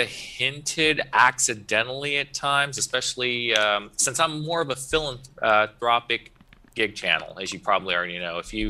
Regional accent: Soddy Daisy, Tennessee, United States; also born or lived in Chattanooga; I was born in Chattanooga half my life. My dad was in the military, but after he got out, you know, he was a dual Army Navy at the time. But the point is that he got out. I was living with my grandparents in Soddy Daisy a long time ago as a kid

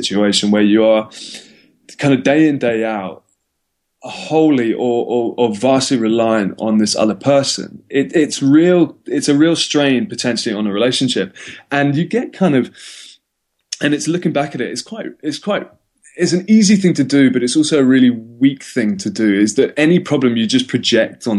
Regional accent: London, United Kingdom; moved away as an adult; also born or lived in Cape Town, South Africa; I'm from London

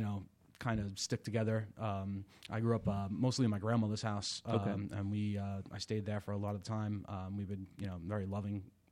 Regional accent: New York City, New York, United States; also born or lived in Bensonhurst, Brooklyn; I grew up on McDonald Avenue, man.

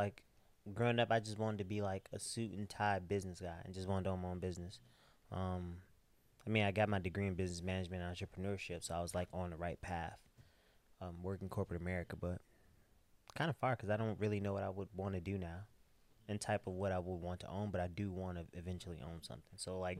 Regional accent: Chicago, Illinois, United States; the White Sox, because I'm from the South Side.

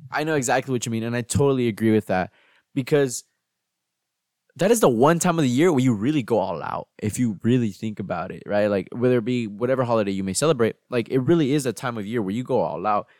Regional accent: United States; me growing up in the United States and celebrating Thanksgiving

